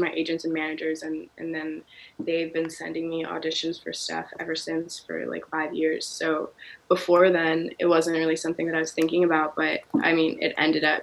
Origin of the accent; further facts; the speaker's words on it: Baltimore, Maryland, United States; also born or lived in Kenya; I grew up in Baltimore. I was actually born in Kenya, but I came to America